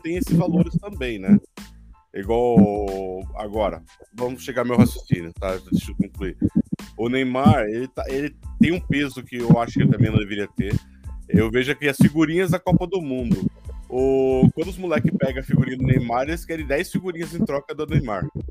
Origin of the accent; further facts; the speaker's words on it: São Paulo, Brazil; me sinto paulista, paulistano